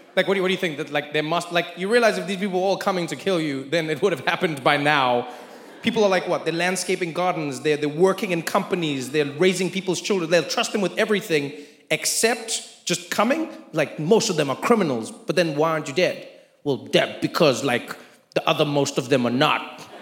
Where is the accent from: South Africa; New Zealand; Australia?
South Africa; now in United States; as a South African